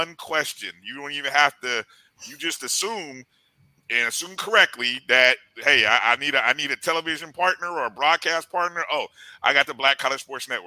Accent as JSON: {"language": "English", "region": "Midwest", "country": "United States", "also_born_or_lived": "Tallahassee, Florida", "moved": "as an adult", "said": "I'm from the Midwest"}